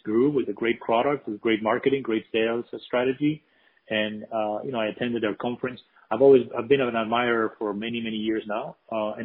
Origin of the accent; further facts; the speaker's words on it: Spain; now in United States; I'm actually from Spain originally, although I've been here for many years.